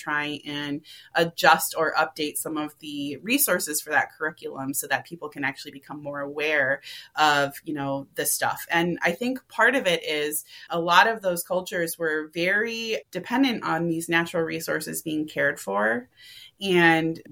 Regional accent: Minneapolis, Minnesota, United States; I grew up in Minneapolis, I was educated in the Minneapolis public school system.

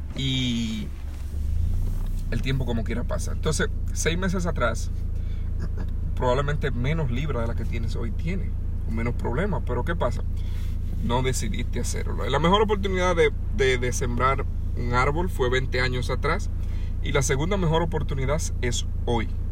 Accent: Dominican Republic; moved away; yo estaba pequeño allá en República Dominicana, donde yo nací, la casa de mi abuela, donde yo me crié

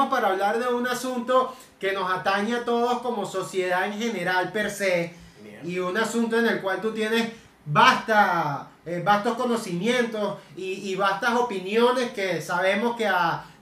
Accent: Maracaibo, Zulia, Venezuela; digo, no, claro, yo soy un experto de Maracaibo, los mejores en reencarnaciones. Exacto, es que como no teníamos a quien traer de experto, digo, marico, un maracucho va

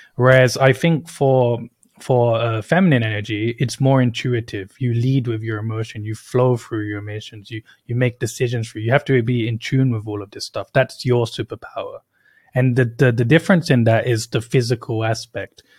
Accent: United Kingdom; moved away; I was born and raised in the U K

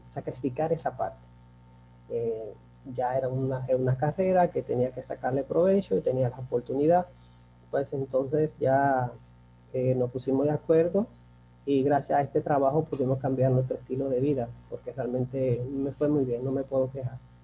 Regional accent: Dominican Republic; also born or lived in Turks and Caicos Islands; he tenido ya muchas experiencias en hoteles, tanto en mi país, aquí muy importantes, como son eh, Casa de Campo, que fue donde inicié. Estuve en el Hotel Jaragua

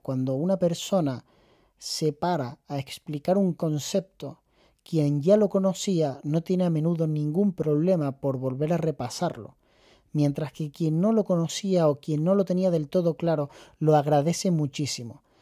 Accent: Canary Islands, Spain; accent: Canarian; siendo canario, que no es fácil porque hablamos muy aspirado

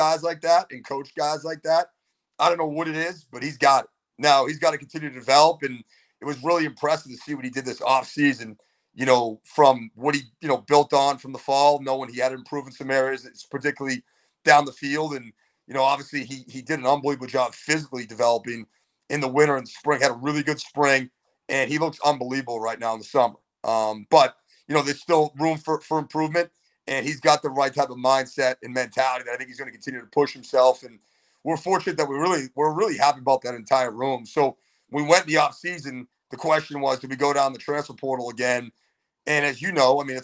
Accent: Chelmsford, Massachusetts, United States; growing up in Chelmsford.

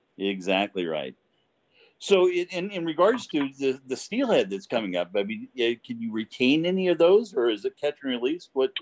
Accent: Pacific Northwest, United States; also born or lived in Portland, Oregon; growing up in the Pacific Northwest.

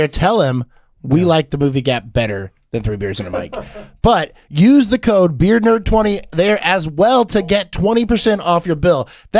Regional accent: Houston, Texas, United States; Yeah, I'm not from Spring. I'm close, but I wouldn't say I'm a Spring local. Right, you know, a Houston native.

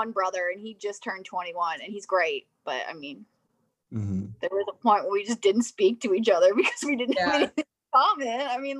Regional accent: Springfield, Illinois, United States; also born or lived in Jacksonville; So I grew up in Springfield and then went to Jacksonville for school.

